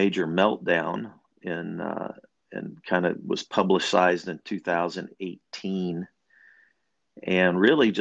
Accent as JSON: {"language": "English", "town": "Kansas City", "region": "Missouri", "country": "United States", "tie": "born or raised there", "also_born_or_lived": "Prairie Village, Kansas", "said": "I grew up in Kansas City and Prairie Village in elementary school. And then my dad was a TFBA guy and we moved Northland in the 70s. And I graduated from Park Hill High School"}